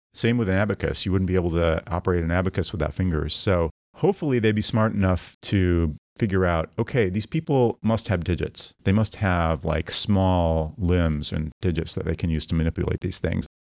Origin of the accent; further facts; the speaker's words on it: Midwest, United States; I grew up in the Midwest